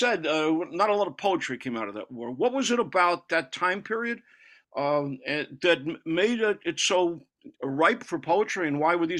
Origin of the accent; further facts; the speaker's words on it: United States; now in Paris, France; As an American, I mean, a Native American